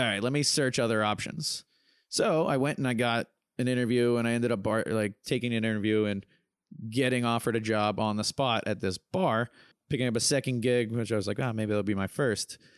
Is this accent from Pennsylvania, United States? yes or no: yes; Pittsburgh, Pennsylvania, United States; I'm actually from Pittsburgh, Pennsylvania, partners in a bar there